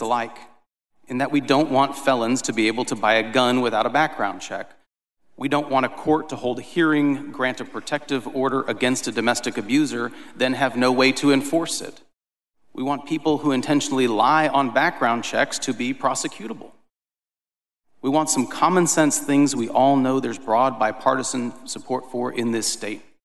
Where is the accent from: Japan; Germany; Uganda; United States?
United States; El Paso, Texas; born or raised there